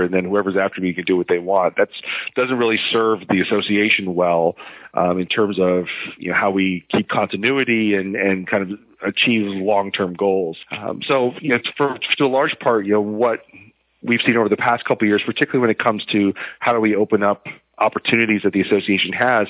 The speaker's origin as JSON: {"language": "English", "region": "Connecticut", "country": "United States", "tie": "born or raised there", "said": "I'm from Connecticut originally"}